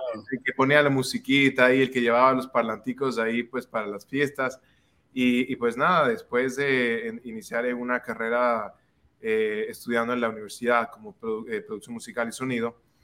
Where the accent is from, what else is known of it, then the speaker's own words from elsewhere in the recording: Quito, Pichincha, Ecuador; yo soy de Quito, Ecuador